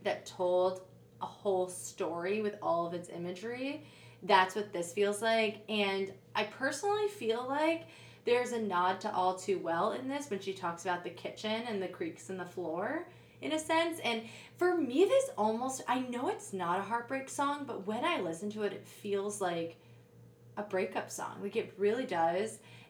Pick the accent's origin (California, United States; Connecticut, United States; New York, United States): New York, United States; New York City; I was born in Brooklyn. Oh, yeah. I've never moved outside of the city.